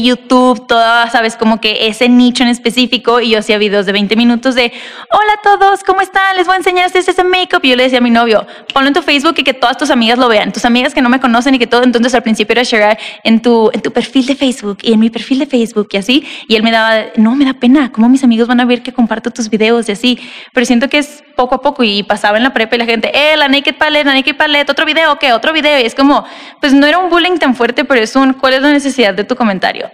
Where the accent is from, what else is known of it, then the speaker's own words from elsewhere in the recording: Tijuana, Baja California, Mexico; also born or lived in Monterrey; now in Mexico City, Mexico; yo nací y crecí en Tijuana